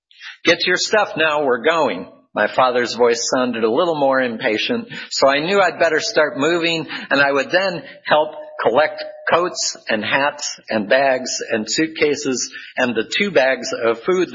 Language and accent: English; Midwest, United States; also born or lived in South Dakota / Iowa / Minnesota / Arizona; now in California, United States; I am from the Midwest, born in South Dakota, then moved to Iowa, and then to Minnesota before we moved west to Arizona, and then to California.